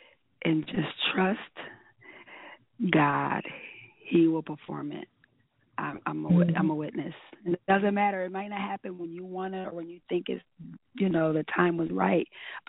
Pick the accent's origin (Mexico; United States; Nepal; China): United States; Rochester, New York; And I have to give a shout out to my hometown, Rochester, New York